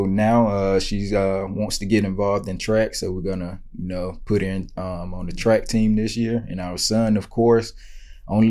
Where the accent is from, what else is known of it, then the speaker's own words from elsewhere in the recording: Greenwood, South Carolina, United States; moved away as an adult; also born or lived in Boone, North Carolina / Canada; now in Charlotte, United States; I'm from Greenwood, South Carolina, so only about 3 hours away.